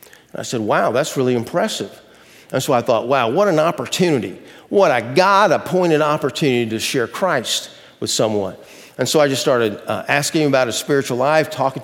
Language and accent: English; Athens, Georgia, United States; moved away; my old hometown of Athens, Georgia